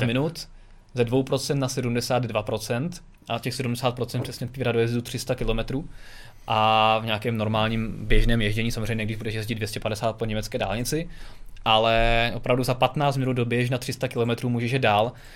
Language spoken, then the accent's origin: Czech; Czechia